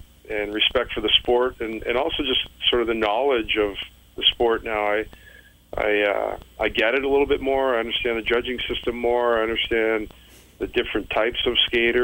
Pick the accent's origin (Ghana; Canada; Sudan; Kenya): Canada; London, Ontario; also born or lived in Belleville, Ontario; now in Collingwood, Canada; my hometown of London